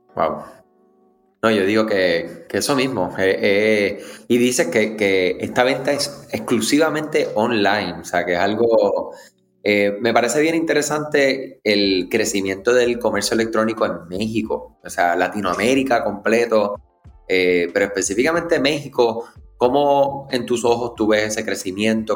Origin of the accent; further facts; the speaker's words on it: Puerto Rico; si eres de Puerto Rico como yo